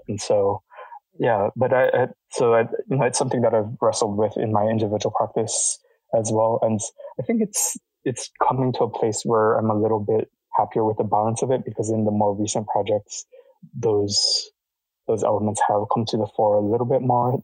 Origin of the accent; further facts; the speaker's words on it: Hawaii, United States; moved away; growing up in Hawaii